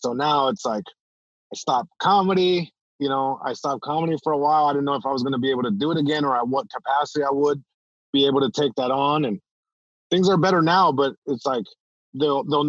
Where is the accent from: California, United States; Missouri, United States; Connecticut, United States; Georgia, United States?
California, United States; Long Beach; first language Spanish; English is a second language; I'm born in Long Beach, California, born and raised. And even though I'm born here in the States, like my first language was Spanish